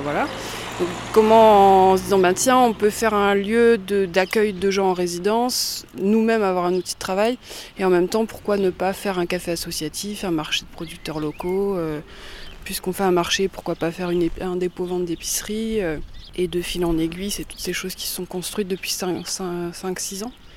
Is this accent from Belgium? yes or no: no; Langres, Grand Est, France; je suis née à Langres, j'ai grandi à Langres, après je suis partie, j'ai fait des études ailleurs et je suis revenue en Haute-Marne en 2008